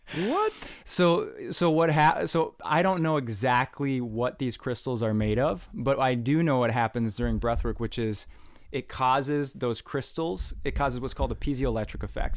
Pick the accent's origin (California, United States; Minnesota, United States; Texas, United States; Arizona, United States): Minnesota, United States; north of the Twin Cities; growing up in Minnesota, um, my mom was a nurse